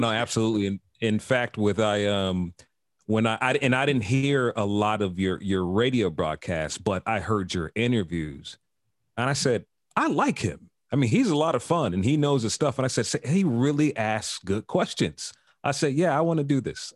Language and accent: English; Chicago, Illinois, United States; moved away as an adult; also born or lived in Miami; I was born in Chicago